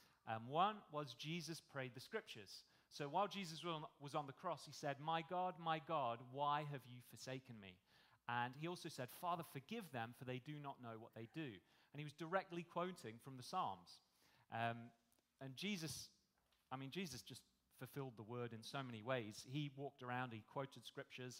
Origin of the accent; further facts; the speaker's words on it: United Kingdom; moved away as an adult; now in Australia; You probably tell from my accent, I'm not from here, I'm from the UK